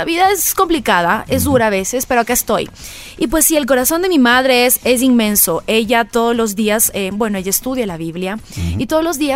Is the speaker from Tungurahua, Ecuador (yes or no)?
no; Quito, Pichincha, Ecuador; A ver, bueno, yo soy quiteña.